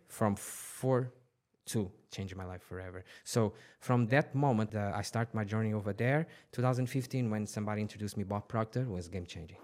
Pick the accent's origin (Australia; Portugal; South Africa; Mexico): Portugal; now in Dubai, United Arab Emirates; I was born in, in Portugal, t, uh, twenty minutes from Lisbon.